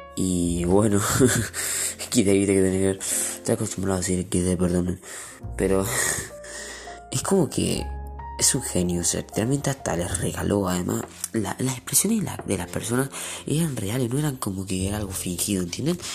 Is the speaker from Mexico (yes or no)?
no; Argentina; Yo soy aquí de Argentina